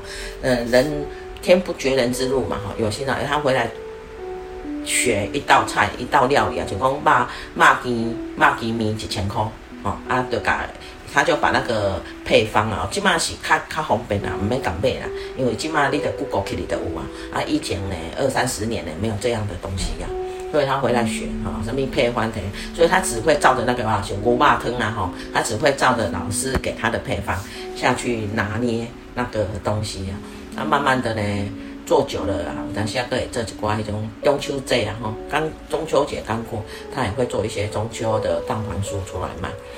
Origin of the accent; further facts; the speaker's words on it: Taiwan; now in South Africa; 正好他们就买下来，然后卤一卤啊，我我台湾人上爱吃，所以那一阵子哈，台湾人呢就是外外早早餐、中餐呢都在那边解决